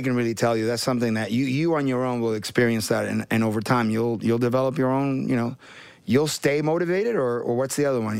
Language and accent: English; New York City, New York, United States; also born or lived in Puerto Rico / Queens; I grew up partly in Puerto Rico and then here. I came to the Bronx